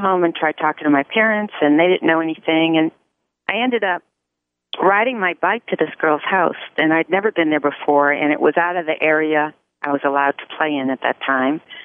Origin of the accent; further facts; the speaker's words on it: United States; I'm totally American